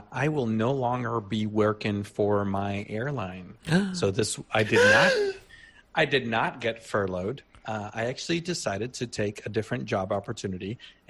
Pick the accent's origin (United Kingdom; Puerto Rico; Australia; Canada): Puerto Rico; moved away; Growing up in Puerto Rico